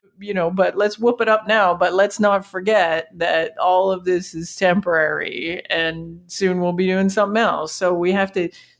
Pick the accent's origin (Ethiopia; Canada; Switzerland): Canada; I'm from Canada and we run this little startup